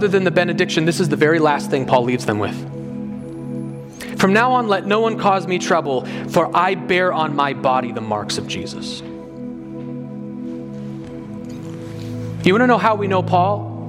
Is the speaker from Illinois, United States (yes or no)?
no; Colorado, United States; I'm from Colorado